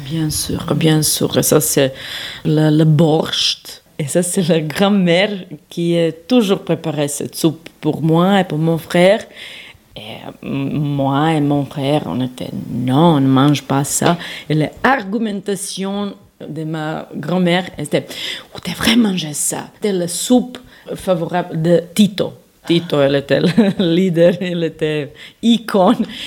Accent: Serbia; now in Switzerland; Je viens de Serbie

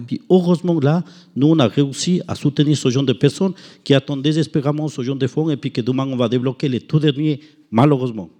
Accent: Ecuador; moved away; chez nous en Équateur

